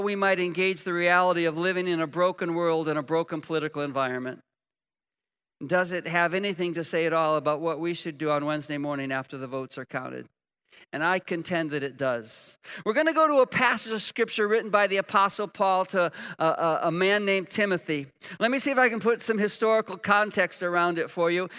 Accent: United States; We're Americans

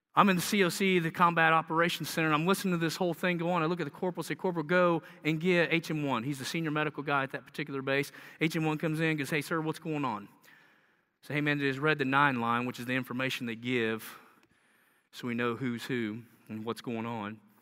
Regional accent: the South, United States; accent: southern; you can hear my southern accent

